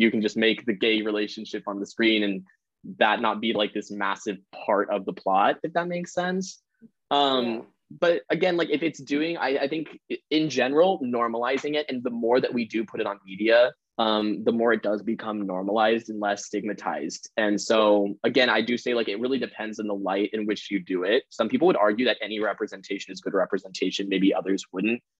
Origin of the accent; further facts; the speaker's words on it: Colorado, United States; moved away; I'm from Colorado, USA.